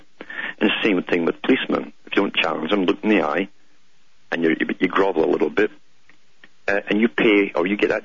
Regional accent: United Kingdom; growing up in Britain

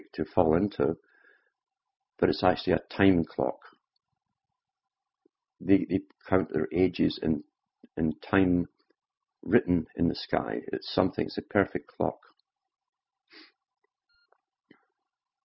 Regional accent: United Kingdom; Growing up in Britain, during a time of mass upheaval

